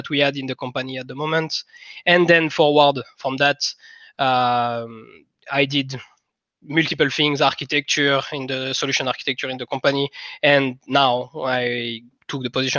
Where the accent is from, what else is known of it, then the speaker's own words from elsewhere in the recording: France; accent: French; English is a second language; moved away as an adult; also born or lived in Finland; now in Estonia; I come from France